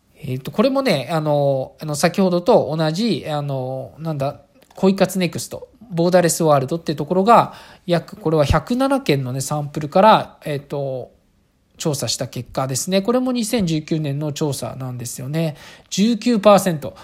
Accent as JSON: {"language": "Japanese", "region": "rural Saitama Prefecture", "country": "Japan", "tie": "born or raised there", "said": "私、あの、埼玉県のど田舎の、あの、あの、小学校で普通に暮らしてます"}